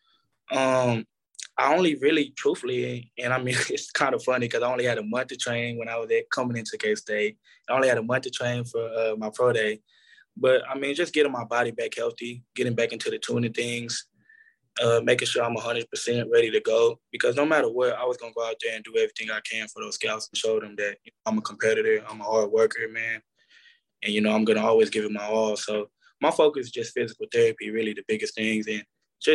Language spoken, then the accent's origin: English; Arlington, Texas, United States; moved away as an adult; also born or lived in Lubbock, Texas / Kansas; growing up in Arlington, I mean, the Cowboys is right there